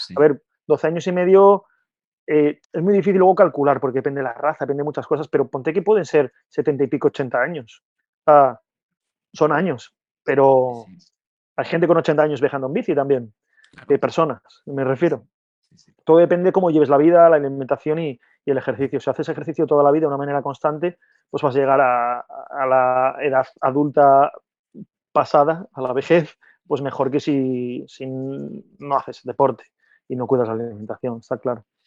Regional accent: Gijón, Asturias, Spain; moved away as an adult; yo soy de Gijón de Asturias

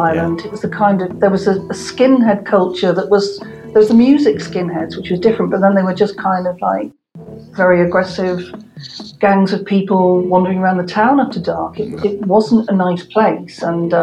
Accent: Coventry, West Midlands, United Kingdom; moved away; I'm from Coventry

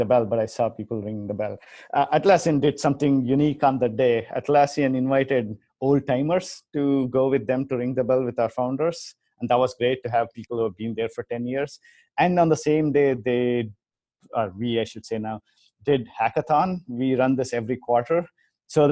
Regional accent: India; moved away; I grew up in India

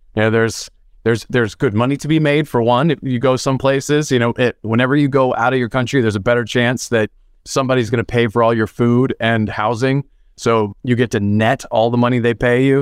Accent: United States; moved away as an adult; also born or lived in China; I'm an American. I worked in America in strength and conditioning for about, about fifteen years

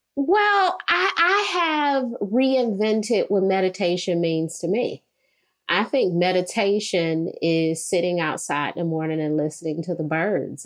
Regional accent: Detroit, Michigan, United States; I'm from Detroit

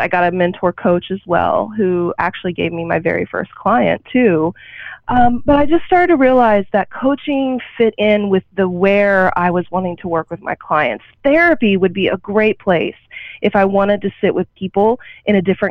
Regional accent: Oklahoma, United States; moved away; growing up in a small town, I grew up in Oklahoma

